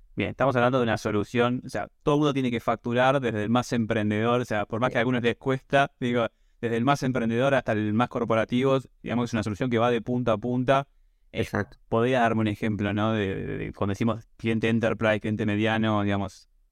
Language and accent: Spanish; Mar del Plata, Buenos Aires Province, Argentina; yo soy de Mar del Plata